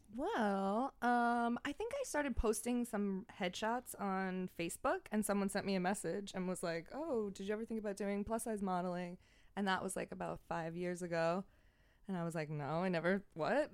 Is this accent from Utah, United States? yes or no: no; Franklin Square, New York, United States; moved away as an adult; now in New York City, United States; I'm from Franklin Square.